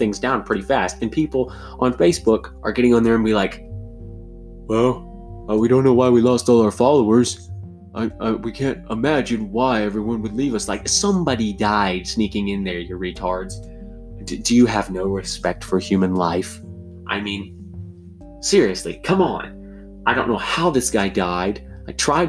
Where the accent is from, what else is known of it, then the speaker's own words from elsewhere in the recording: United States; I am all American